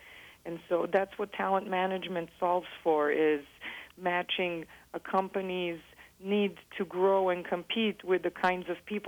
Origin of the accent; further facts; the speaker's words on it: Belgrade, Serbia; English is a second language; also born or lived in United States; So I am originally from Belgrade, Serbia, and we grew up moving back and forth. My father was a Fulbright scholar and would come teach in the United States.